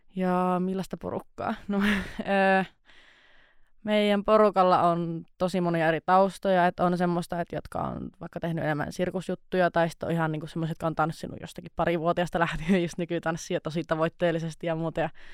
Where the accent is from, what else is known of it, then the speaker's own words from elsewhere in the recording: Nilsiä, North Savo, Finland; moved away as an adult; now in Outokumpu, Finland; mä tuun Kuopiosta itse asiassa semmoiselta pikkupaikkakunnalta kuin nilsiä